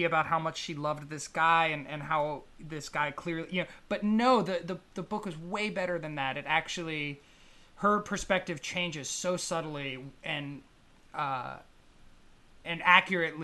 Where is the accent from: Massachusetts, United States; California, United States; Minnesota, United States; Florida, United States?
California, United States; Northern; also born or lived in Los Angeles; my hometown in Northern California